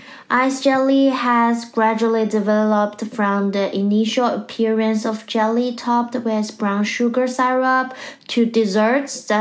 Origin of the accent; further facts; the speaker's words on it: Sichuan, China; moved away; for the people in my hometown, the Sichuan province